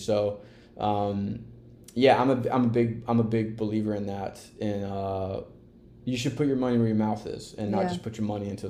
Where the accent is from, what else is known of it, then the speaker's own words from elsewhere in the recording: the South, United States; My best friend Brandon, who's on TikTok the other day, we grew up together in the South.